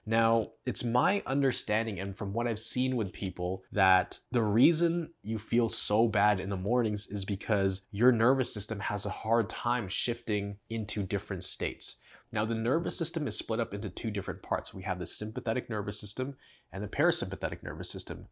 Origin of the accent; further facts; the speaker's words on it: Canada; I'm from Canada